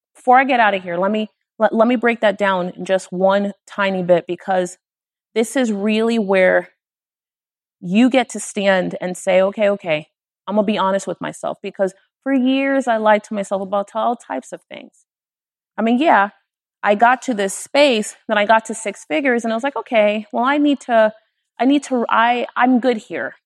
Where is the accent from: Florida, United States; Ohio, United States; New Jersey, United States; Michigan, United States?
Florida, United States; Miami; I'm from Miami